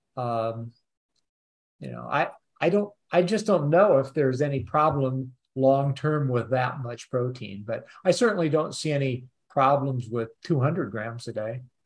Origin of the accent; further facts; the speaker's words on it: Peoria, Illinois, United States; moved away; also born or lived in Urbana-Champaign, Illinois; I actually am in Chicago at the moment, oh. but I grew up over around Peoria